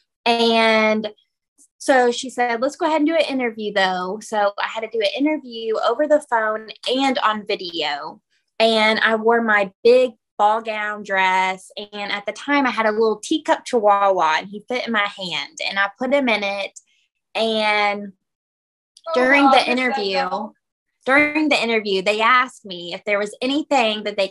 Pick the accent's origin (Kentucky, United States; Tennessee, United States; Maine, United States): Kentucky, United States; I'm from Kentucky